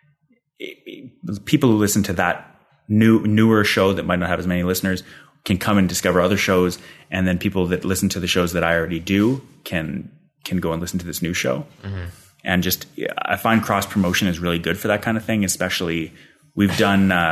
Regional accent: Calgary, Alberta, Canada; now in Ottawa, Canada; He's in Calgary, where I'm from

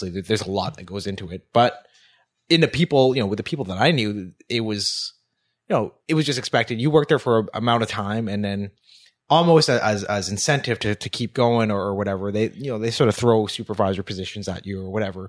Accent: Elliot Lake, Ontario, Canada; now in Ottawa, Canada; I'm from Elliott Lake, Ontario

